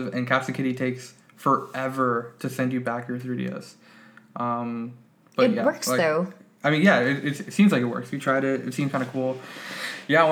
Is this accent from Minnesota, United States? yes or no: no; Miami, Florida, United States; now in Bay Area, United States; I'm originally from Miami, Florida, not Ohio